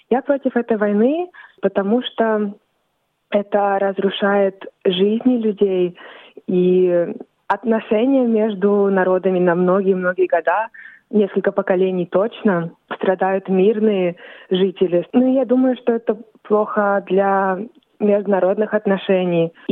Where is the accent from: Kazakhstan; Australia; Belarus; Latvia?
Australia; also born or lived in Volgograd, Russia; Я родилась в России, в городе Волгоград, но вскоре а моя семья переехала в Австралию